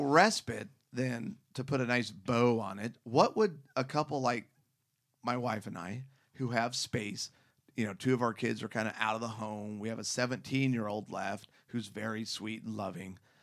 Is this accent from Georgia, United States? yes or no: no; Scottsdale, Arizona, United States; I grew up in Scottsdale, Phoenix